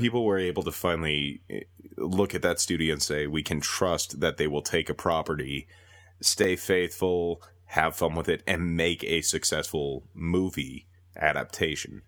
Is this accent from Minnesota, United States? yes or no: yes; Minnesota, United States; moved away as an adult; now in Calgary, Canada; born and raised in Minnesota, ended up moving up to Calgary a while ago